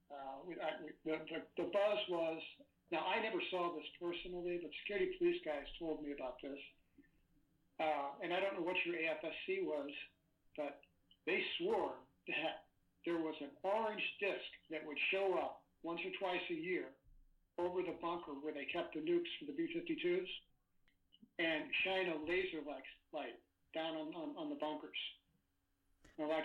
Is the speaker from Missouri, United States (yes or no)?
yes; St. Louis, Missouri, United States; I grew up in St. Louis, Missouri.